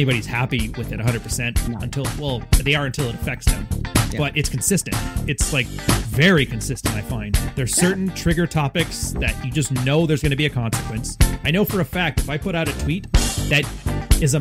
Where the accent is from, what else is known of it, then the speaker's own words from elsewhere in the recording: Canada; also born or lived in Montreal; I'm Canadian, though. Like, dude, I was on the West Coast my whole life.